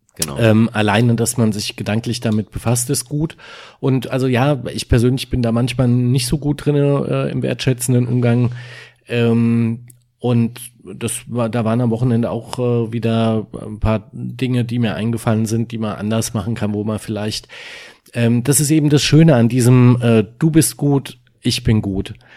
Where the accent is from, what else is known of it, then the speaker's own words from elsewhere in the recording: Germany; bei uns in Deutschland